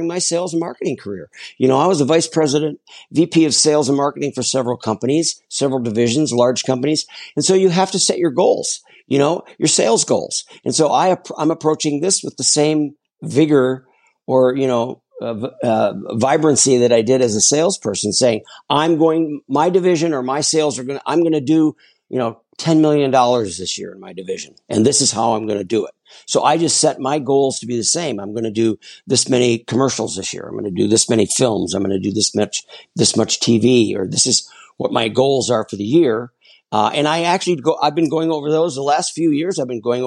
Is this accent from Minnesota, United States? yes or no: yes; Minneapolis, Minnesota, United States; also born or lived in Chicago; now in Los Angeles, United States; We grew up in Minneapolis, and in the Midwest